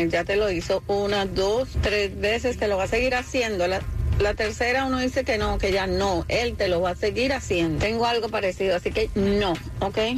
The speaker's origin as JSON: {"language": "Spanish", "country": "Nicaragua", "said": "Yo soy nicaragüense."}